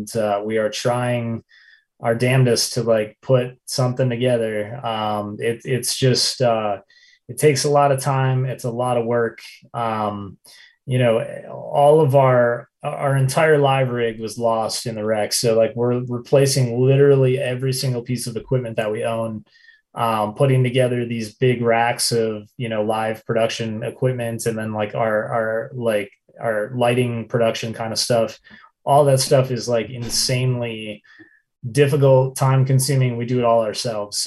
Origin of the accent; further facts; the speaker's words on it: Minneapolis, Minnesota, United States; moved away as an adult; also born or lived in River Falls, Wisconsin; now in Central Oregon, United States; we're from Minneapolis, technically, but we all actually live on the West Coast now.